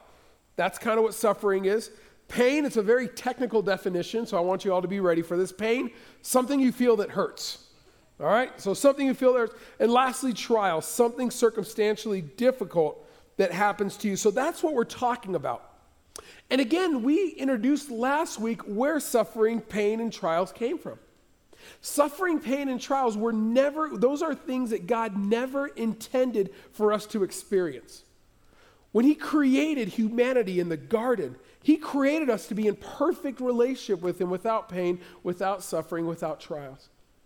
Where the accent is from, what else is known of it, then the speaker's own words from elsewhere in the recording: California, United States; I'll never forget growing up in Southern California and when the plum trees would start to blossom in the spring and we would climb up those trees